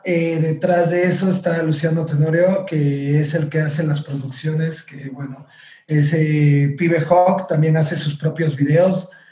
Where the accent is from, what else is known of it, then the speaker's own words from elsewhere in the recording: Orizaba, Veracruz, Mexico; empecé en mi ciudad natal, Orizaba, Veracruz